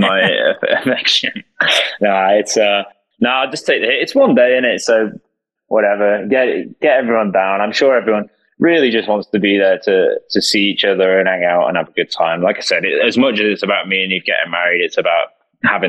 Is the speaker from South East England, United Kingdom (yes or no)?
no; Welsh, Wales, United Kingdom; being Welsh, or a bit Welsh